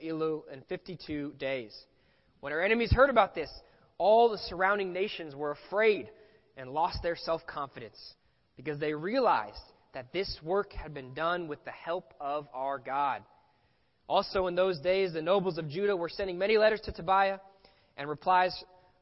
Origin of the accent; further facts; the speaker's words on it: Los Angeles, California, United States; I grew up here in Los Angeles